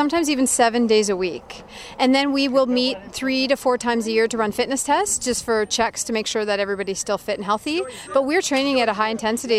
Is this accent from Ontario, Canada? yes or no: no; Kamloops, British Columbia, Canada; I grew up in Kamloops, a small town 3 hours east of Vancouver